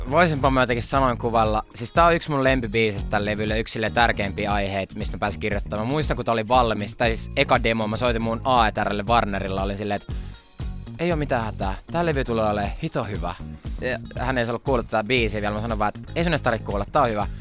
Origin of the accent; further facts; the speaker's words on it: Finland; Mä oon suomenruotsalainen